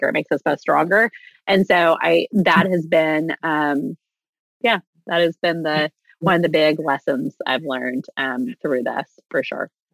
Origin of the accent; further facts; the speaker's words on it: Texas, United States; I'm from Texas